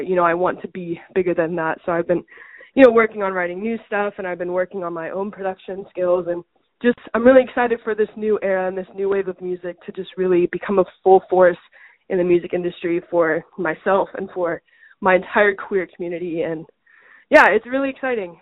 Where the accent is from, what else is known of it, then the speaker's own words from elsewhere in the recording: United States; I'm firstborn American in my family to go to school in the U.S.